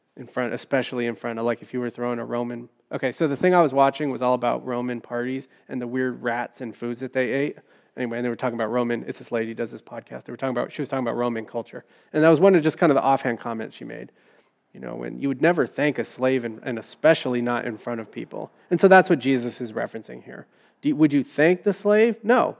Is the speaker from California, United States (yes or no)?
yes; San Francisco, California, United States; I grew up in San Francisco